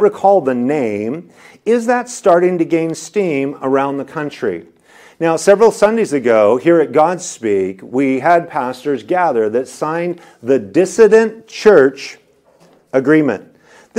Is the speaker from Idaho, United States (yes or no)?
yes; Idaho, United States; moved away as an adult; now in California, United States; my home state is Idaho